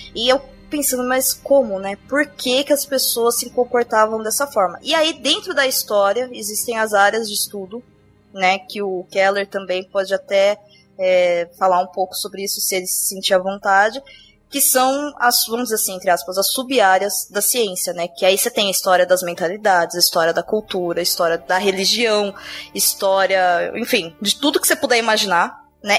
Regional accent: Brazil; eu, sendo brasileira hoje, em 2016

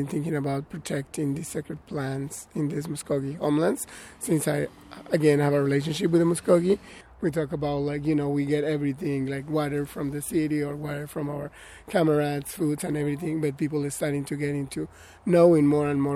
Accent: Mexico; also born or lived in Atlanta, Georgia / Middle Tennessee; now in Tennessee, United States; I'm a migrant from Mexico

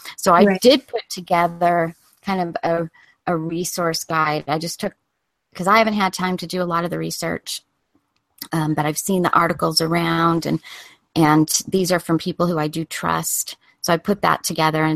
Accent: California, United States; now in Colorado, United States; growing up in California

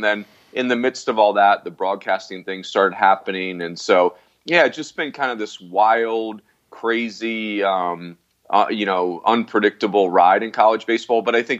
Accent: Philadelphia, Pennsylvania, United States; moved away as an adult; I grew up in the Philadelphia area in the Northeast, and I was going to Notre Dame for college, just academically. My dad had gone there. Like, that was, you know, Irish Catholic family.

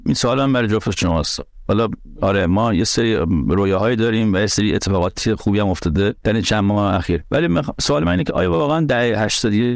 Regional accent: Iran; moved away; تا وقتی ایران بودم

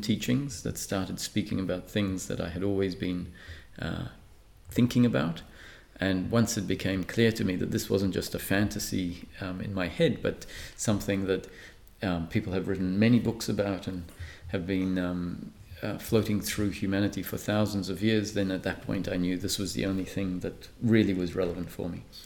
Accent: Perth, Western Australia, Australia; also born or lived in Malta; I grew up in Perth. I was grow, uh, born in Malta and moved to Perth when I was 11

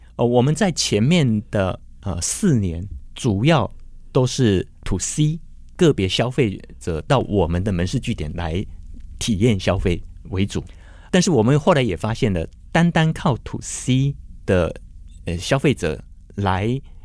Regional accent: Hsinchu, Taiwan; moved away; 所以后来就在二零一七年的时候，我就在新竹开始以“或者”这个名字

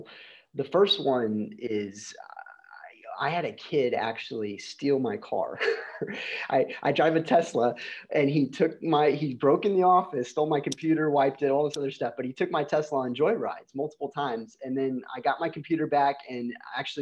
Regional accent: Shiner, Texas, United States; I grew up in this little tiny town in Texas called Shiner, Texas.

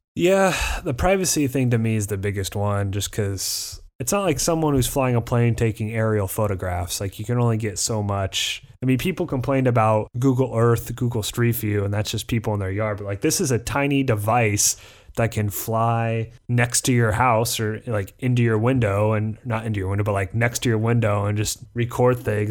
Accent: Midwest, United States; we're both from the Midwest, but we're not Southern enough to get the Southern accent

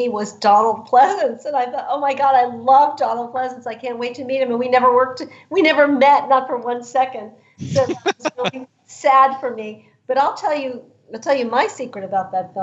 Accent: New York, United States; As a woman growing up in New York, you know, having a father as a cop

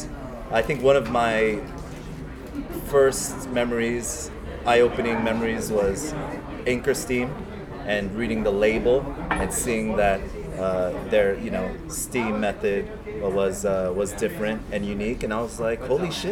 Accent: Los Angeles, California, United States; Koreatown is my hometown

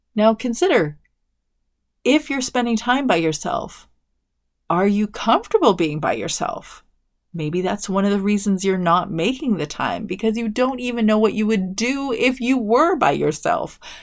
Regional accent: Canada; I'm a Canadian

